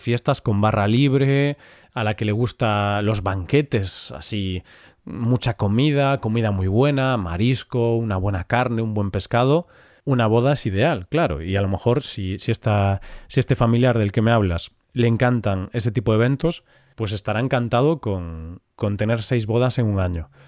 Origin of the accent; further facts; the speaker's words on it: Galicia, Spain; yo que soy de Galicia